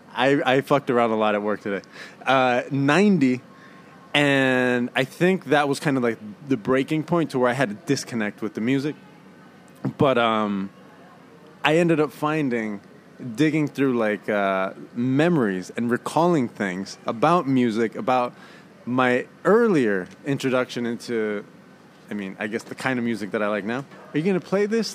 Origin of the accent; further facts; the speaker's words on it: Oakland, California, United States; I'm from Oaktown, East Oakland